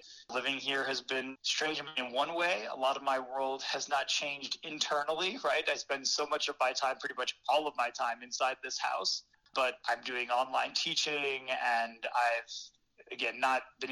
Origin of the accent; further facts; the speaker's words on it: New York City, New York, United States; I'm in New York City, in Queens, New York, my hometown